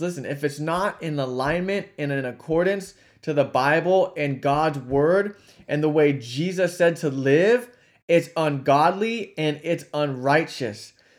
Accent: California, United States; from California, my home state.

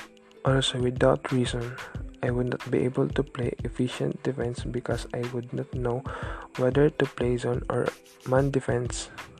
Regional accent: San Francisco, California, United States; I am 17 years old and I am from San Francisco, California.

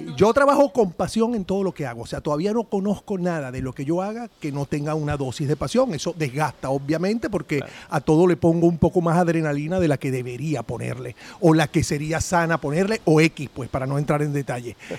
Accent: Venezuela; somos los venezolanos

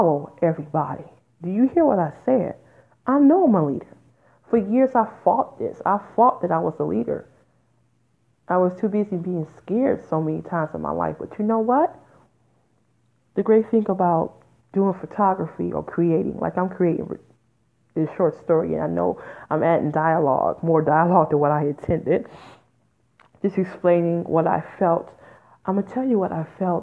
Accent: Detroit, Michigan, United States; moved away; I'm originally from Detroit, Michigan, which is 10 minutes from Windsor, Canada.

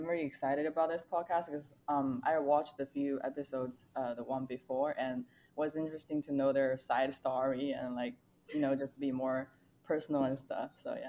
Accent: closer to Nanjing, Jiangsu, China; English is a second language; moved away as an adult; also born or lived in Hangzhou, China; now in San Francisco, United States; I grew up in a small town in China that's like between two major cities, I would say, Nanjing and Shanghai, and closer to Nanjing. My hometown is very small, but it's like 1 million population, you know, like every city in China.

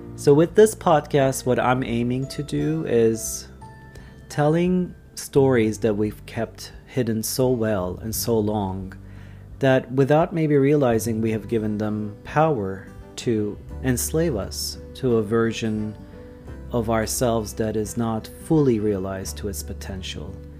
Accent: Istanbul, Turkey; Ataköy, which is the place that I'm from

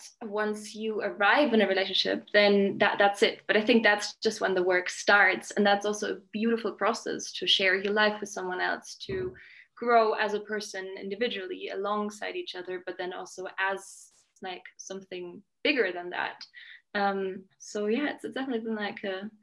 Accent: Germany; moved away as an adult; also born or lived in Scotland; now in Mexico; I grew up in Germany with my dad, my mom, and my sister and brother. And then I moved to Scotland when I was 18.

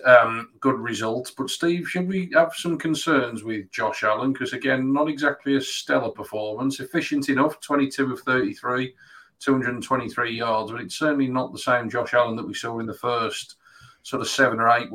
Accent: Black Country, West Midlands, United Kingdom; accent: Black Country; my Black Country accent

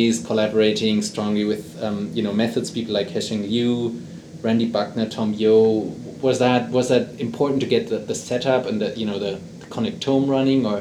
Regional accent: Germany; accent: German; English is a second language; my German accent is too terrible

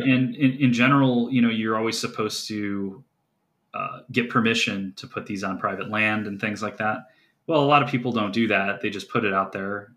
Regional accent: Geauga County, Ohio, United States; where I grew up in Geauga County, Ohio

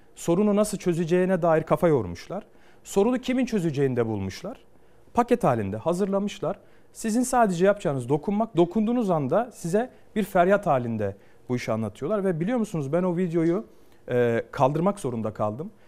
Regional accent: Ankara, Turkey; doğup büyüdüğüm yerde siyaset yapıyorum

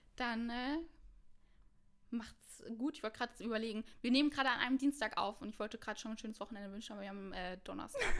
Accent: Mainz, Rhineland-Palatinate, Germany; moved away as an adult; now in Cologne, Germany; Ich komme eigentlich aus Mainz und ich wohne schon seit ähm, knapp vier

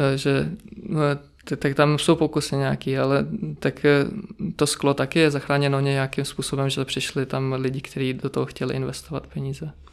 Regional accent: Czechia; also born or lived in Zakarpattia, Ukraine; od malička jsem tady v Česku

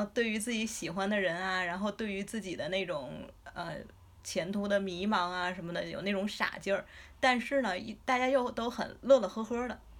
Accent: China; 我们中国人

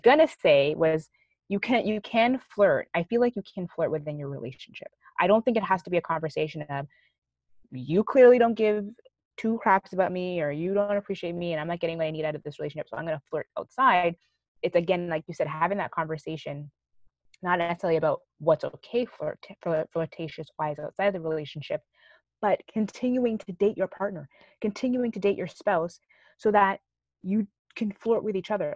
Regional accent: Canada; we grew up here in Canada

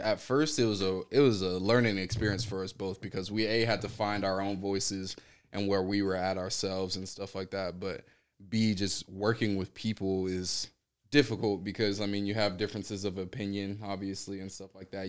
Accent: Sacramento, California, United States; also born or lived in Los Angeles, California / Palmdale, California; now in Arizona, United States; Originally, I'm from Sacramento, California

